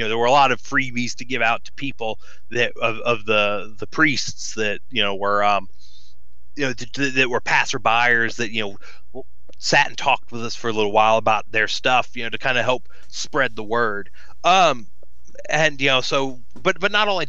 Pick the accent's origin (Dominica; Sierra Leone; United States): United States; Deep South; I am from the Deep South